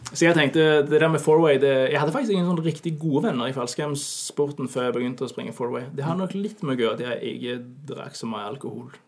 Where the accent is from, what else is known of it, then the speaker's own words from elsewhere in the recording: Norway; moved away as an adult; now in Denmark; jeg er nordmann